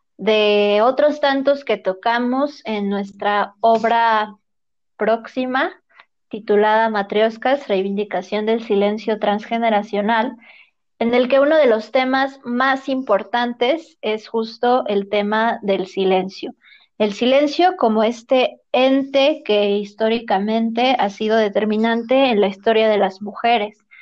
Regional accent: Mexico; nuestra experiencia como mujeres mexicanas

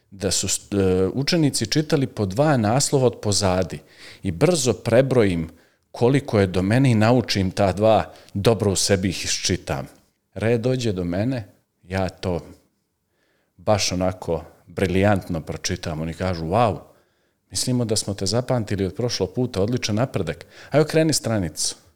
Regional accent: Nikšić, Nikšić Municipality, Montenegro; ja sam rođen u Nikšiću, u Crnoj Gori naravno, tamo sam završio osnovnu školu Luka Simonović

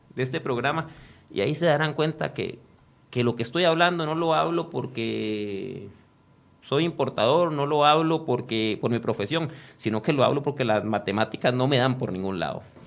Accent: Costa Rica; yo soy tico y soy más tico que muchos de los que andan con el chonete ahí puestos

